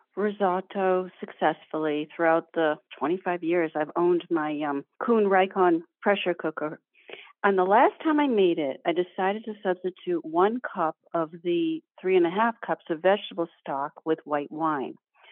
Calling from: Massachusetts, United States; Wambsgott, Mass.

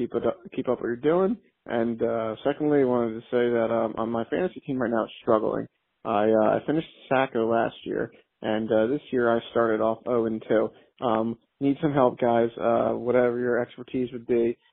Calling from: Toms River, New Jersey, United States; I'm calling in from Toms River, New Jersey.

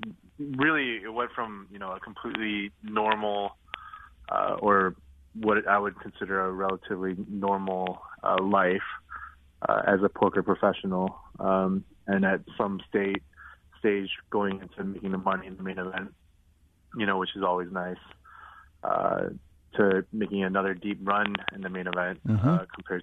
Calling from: Los Angeles, California, United States; I'm currently in Los Angeles.

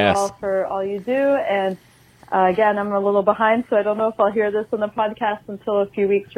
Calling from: Oregon, United States; Hi, Dory. Hi, Matt. Hi, Bo. … I'm calling from Oregon.

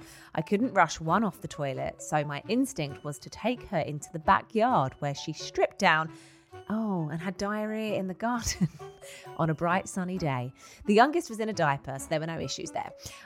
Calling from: Ontario, Canada; I've been loving your podcast and I'm a listener from Ontario, Canada.

